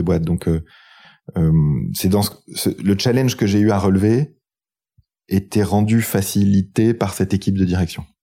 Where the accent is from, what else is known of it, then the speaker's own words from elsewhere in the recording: France; quand on est français